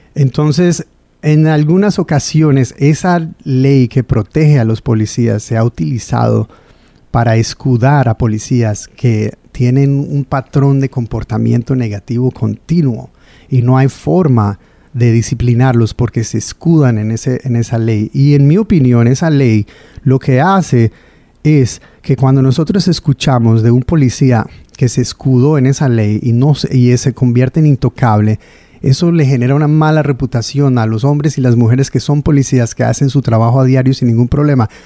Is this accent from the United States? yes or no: yes; Providence, Rhode Island, United States; also born or lived in Pawtucket / North Providence; Yo nací aquí en Providence en el año mil novecientos setenta y cuatro